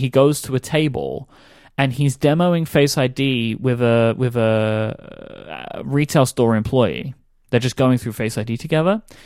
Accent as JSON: {"language": "English", "country": "United Kingdom", "said": "I am too British"}